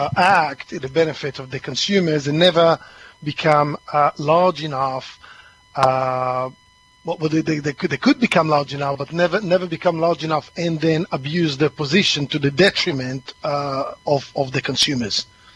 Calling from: East of England, United Kingdom; I'm calling from Essex today, dark and cloudy Essex.

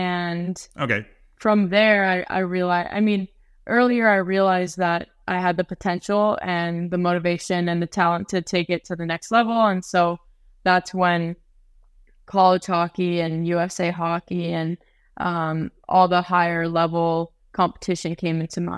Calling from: Sollefteå, Västernorrland County, Sweden; I'm recording live from Sweden right now, but a little north of Stockholm, actually quite a bit north of Stockholm in Sollefteå.

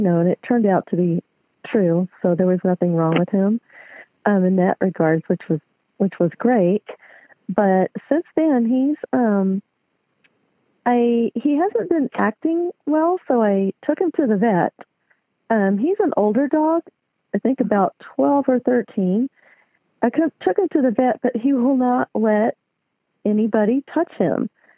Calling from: Lancaster, California, United States; I'm calling from Lancaster, California.

